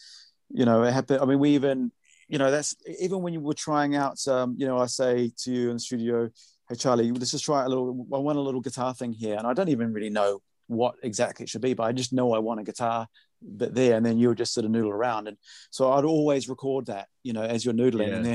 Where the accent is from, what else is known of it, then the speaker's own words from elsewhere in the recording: New Zealand; moved away; I'm from New Zealand originally